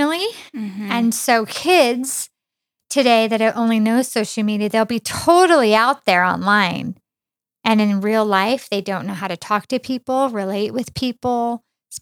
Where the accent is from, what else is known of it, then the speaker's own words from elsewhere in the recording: Mammoth Lakes, California, United States; now in Riverside, United States; I grew up in Mammoth. It's like a 6-hour drive to here. My grandparents lived here in Riverside where we currently live.